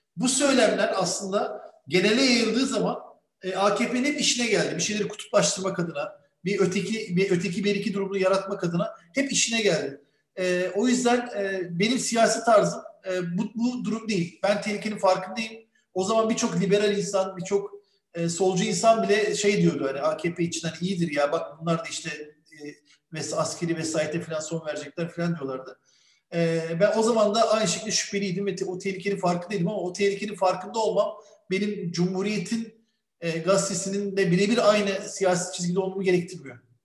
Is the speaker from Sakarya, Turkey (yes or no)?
no; Bursa, Turkey; Türk bir çocuk olarak Bursa'da büyüdüm